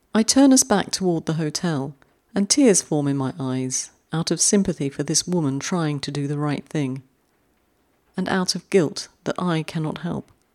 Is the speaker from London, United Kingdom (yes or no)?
yes; London, United Kingdom; moved away; I'm a fellow Londoner. And you can take the girl out of London, but you can't take London out of the girl.